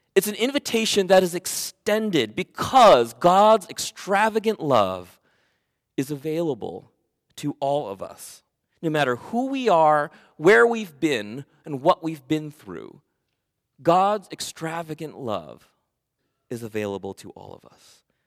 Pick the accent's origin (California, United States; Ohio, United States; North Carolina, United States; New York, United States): California, United States; Oxnard; also born or lived in Camarillo, California; I was born in Oxnard, California. I was raised there